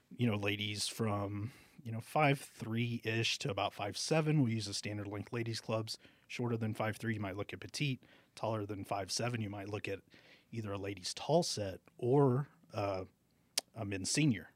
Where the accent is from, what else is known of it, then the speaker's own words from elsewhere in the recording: Alice, Texas, United States; moved away as an adult; also born or lived in Corpus Christi, Texas / McAllen, Texas; now in Albuquerque, United States; I'm from Alice, Texas, which is just outside of Corpus Christi